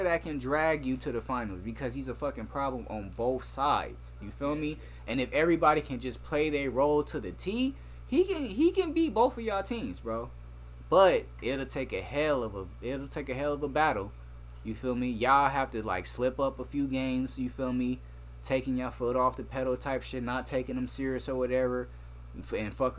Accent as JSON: {"language": "English", "town": "Inglewood", "region": "California", "country": "United States", "tie": "born or raised there", "moved": "yes", "said": "growing up in Inglewood"}